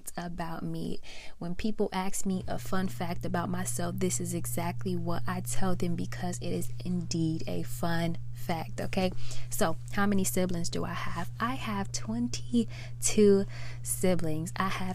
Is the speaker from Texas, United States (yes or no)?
no; Chicago, Illinois, United States; moved away; I was born and raised in Chicago, Illinois, the south side of Chicago, Illinois